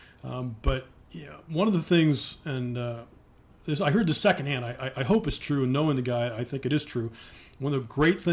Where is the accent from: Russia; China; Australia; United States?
United States; Cleveland, Ohio; also born or lived in Northern Virginia; now in Columbus, United States; I'm from Cleveland, Northeast Ohio, a place called Mayfield, which is on the east side of Cleveland